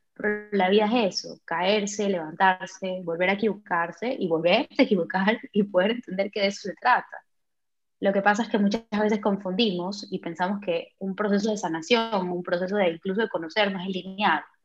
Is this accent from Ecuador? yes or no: yes; Ecuador; now in Germany; vivo en Alemania, pero soy de Ecuador